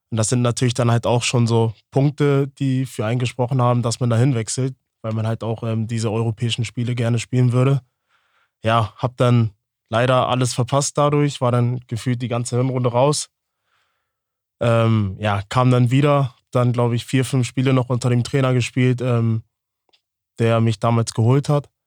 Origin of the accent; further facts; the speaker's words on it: Hamburg, Germany; born there; auch wieder in die Nähe von, von der Familie, von den Freunden halt, äh, da ich gebürtig aus Hamburg komme.